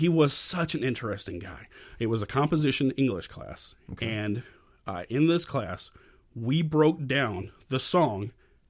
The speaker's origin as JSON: {"language": "English", "town": "McKinney", "region": "Texas", "country": "United States", "tie": "born or raised there", "said": "I grew up outside of McKinney, Texas, which was no more than maybe 20, 30 minutes away."}